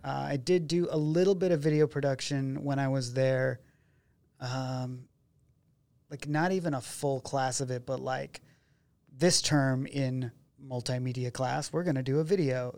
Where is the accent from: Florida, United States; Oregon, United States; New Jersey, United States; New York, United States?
Oregon, United States; McKenzie River; I grew up out on the Mackenzie River